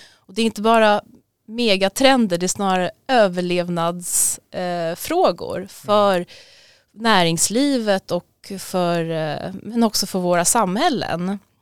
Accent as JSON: {"language": "Swedish", "country": "Sweden", "said": "vi har ett extra ansvar som svenskar"}